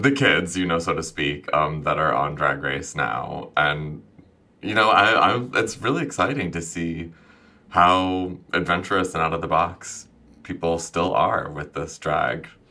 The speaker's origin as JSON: {"language": "English", "town": "Champaign", "region": "Illinois", "country": "United States", "tie": "born or raised there", "said": "my hometown where I first went out in drag in small town Illinois"}